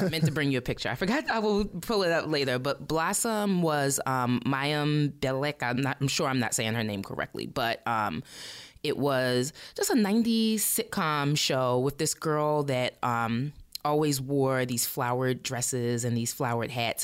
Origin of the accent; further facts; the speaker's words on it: Baltimore, Maryland, United States; I am from Baltimore. I was uh, born and raised in Baltimore City and County